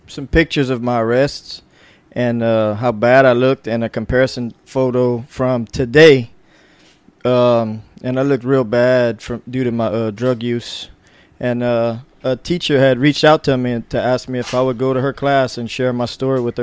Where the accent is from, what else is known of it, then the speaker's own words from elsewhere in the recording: New Iberia, Louisiana, United States; I was born in New Iberia, Louisiana. I'm 42 years old